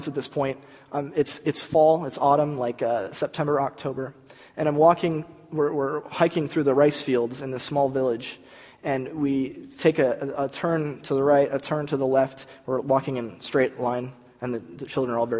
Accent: California, United States; America, California

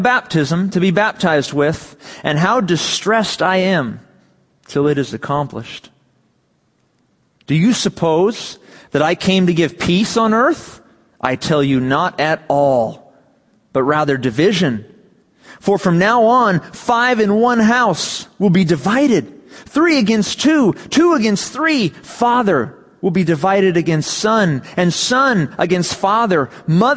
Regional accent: Ladera Ranch, California, United States; there I was in Ladera, my hometown, and I was not even a quarter mile from my house

